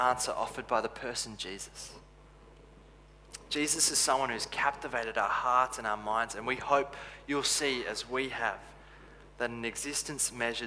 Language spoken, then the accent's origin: English; Adelaide, South Australia, Australia; also born or lived in Canada; I grew up in Canada and the eastern suburbs of Adelaide